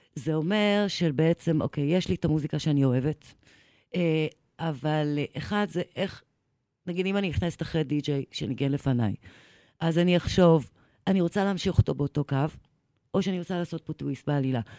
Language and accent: Hebrew; Eilat, Southern District, Israel; moved away; also born or lived in Jerusalem; גדלתי באילת, כן. אחרי זה בירושלים